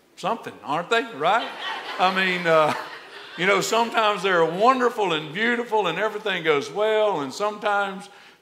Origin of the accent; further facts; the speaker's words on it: Alabama, United States; moved away; I'm from Alabama